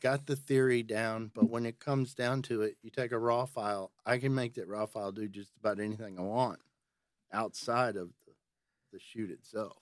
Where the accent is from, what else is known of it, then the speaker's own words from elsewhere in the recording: Nashville, Tennessee, United States; I, I'm from Nashville, but I work out of Tullahoma